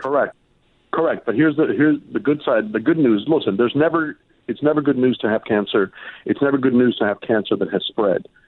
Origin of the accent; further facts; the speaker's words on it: Miami, Florida, United States; when I grew up in Miami